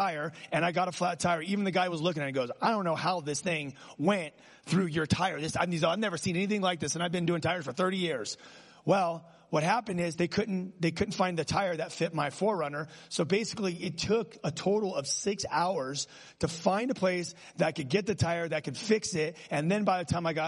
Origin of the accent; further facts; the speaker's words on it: Los Angeles, California, United States; I grew up in Los Angeles, California